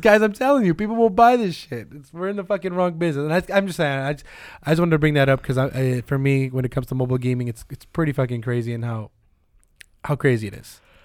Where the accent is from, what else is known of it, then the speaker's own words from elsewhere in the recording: Bay Area, California, United States; we're from the Bay Area.